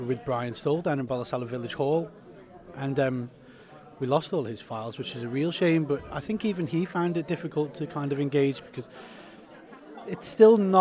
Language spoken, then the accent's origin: English; Isle of Man; as a Manx person